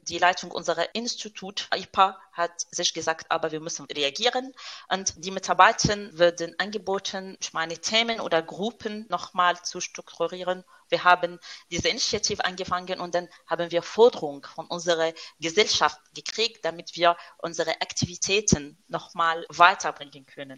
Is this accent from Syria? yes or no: yes; Syria; German is a second language; moved away as an adult; also born or lived in France; now in Stuttgart, Germany; Ich komme, ich stamme aus Syrien